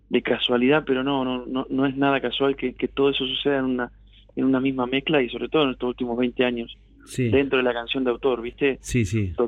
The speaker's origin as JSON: {"language": "Spanish", "town": "Urdampilleta", "region": "Buenos Aires Province", "country": "Argentina", "said": "Pilleta traza la divisoria del medio entre Deró y, este, y Bolívar. Pertenecemos al partido de Bolívar, pero está justito en el medio."}